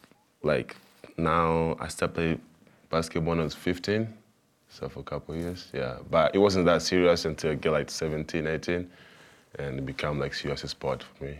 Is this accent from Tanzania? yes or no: yes; Mwanza, Tanzania; moved away as an adult; also born or lived in Canada; I grew up in Tanzania, in a city called Mwanza. So I grew up there.